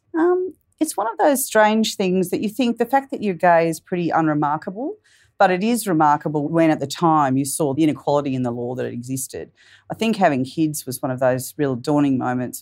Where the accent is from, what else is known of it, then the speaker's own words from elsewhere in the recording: Canberra, Australian Capital Territory, Australia; as a young person, I grew up in Canberra.